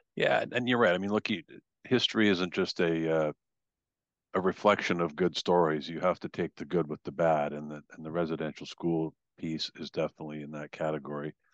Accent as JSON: {"language": "English", "country": "Canada", "said": "I'm from Canada"}